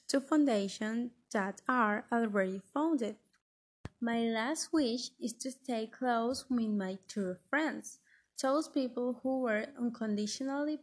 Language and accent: English; Barranquilla, Atlántico, Colombia; I am from Colombia, exactly from Barranquilla